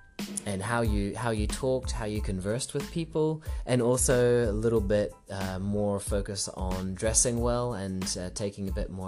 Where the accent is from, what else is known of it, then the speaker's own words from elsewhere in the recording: Singapore; also born or lived in New Zealand; now in Australia; So I was born in New Zealand, grew up in Singapore, and I've lived in Australia for about 13 years.